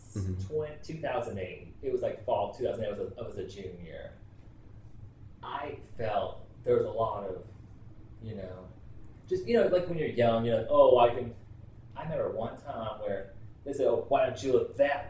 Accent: Kansas City, Missouri, United States; I'm 30 years old. I'm from Kansas City, Missouri

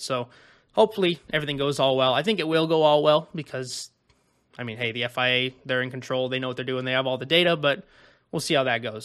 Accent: United States; I'm an American

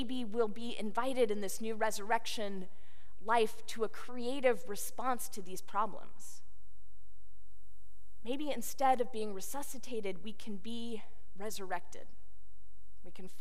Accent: Houston, Texas, United States; moved away; the people of my hometown

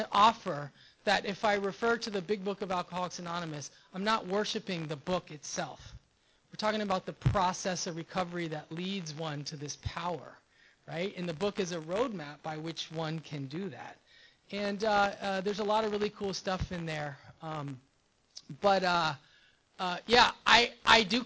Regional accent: Los Angeles, California, United States; I do come from West L.A. I'm from Rancho Park. I went to Palms Middle School, Hamilton High School, Culver City area

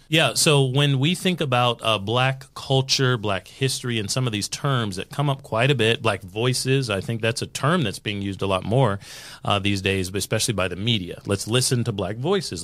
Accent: United States; I'm American

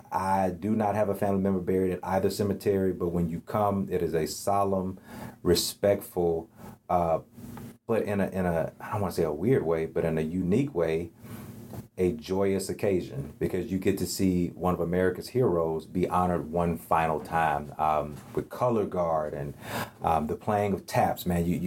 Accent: the South, United States; for a guy like myself growing up in the South

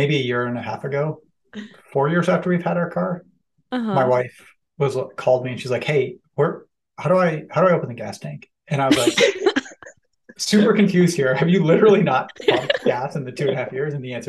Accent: Cleveland, Ohio, United States; grew up in Cleveland, Ohio, which is America's favorite city, as we all know.

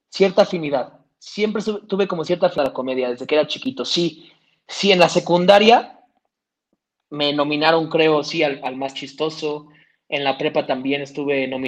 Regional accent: Toluca, State of Mexico, Mexico; tengo 28 años, soy de Toluca, Estado de México.

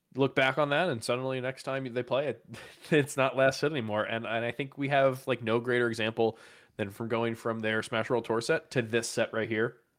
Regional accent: United States; as an American

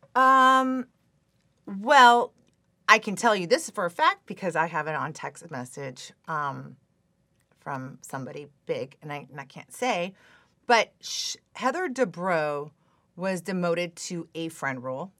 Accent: Phoenix, Arizona, United States; moved away as an adult; also born or lived in Scottsdale / San Francisco / Hong Kong; now in Newport Beach, United States; I'm from Phoenix, Arizona. Uh, I grew up in S, uh, I was born in Scottsdale, and then I moved up to North Phoenix. I went to Saint Mary's High School

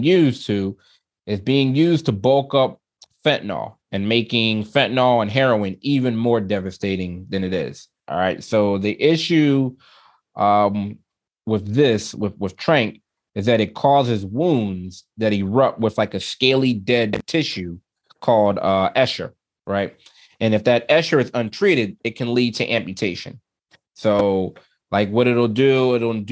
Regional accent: Philadelphia, Pennsylvania, United States; I love my city, born and raised in Philly

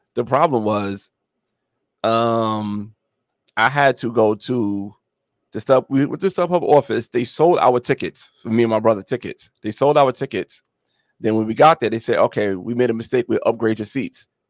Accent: New York, United States; also born or lived in Atlanta, Georgia; now in Georgia, United States; I'm from New York originally

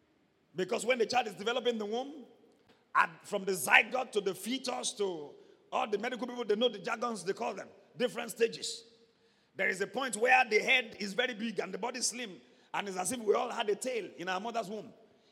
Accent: Ibadan, Oyo, Nigeria; I was born in Ibadan. I was bred in Ibadan. Primary school, nursery school, secondary school, Ibadan.

